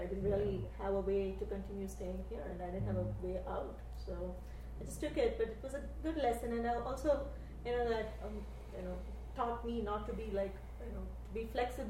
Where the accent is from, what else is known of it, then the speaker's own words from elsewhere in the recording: India; moved away as an adult; Then the next thing I know, I'm planning my shifted back to India